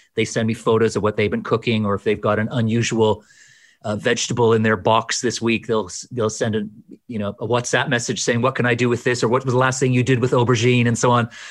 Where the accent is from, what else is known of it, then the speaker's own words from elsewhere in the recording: Edmonton, Alberta, Canada; moved away as an adult; also born or lived in Edinburgh, United Kingdom; now in London, United Kingdom; leaving a place that was me that marked me that that made me which was was Canada